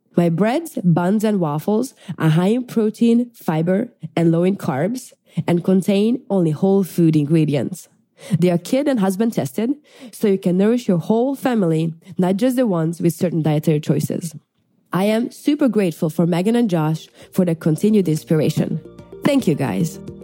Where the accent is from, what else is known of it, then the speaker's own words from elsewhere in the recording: Hungary; now in Florida, United States; I am originally from Hungary, but have been enjoying life in the sunny Florida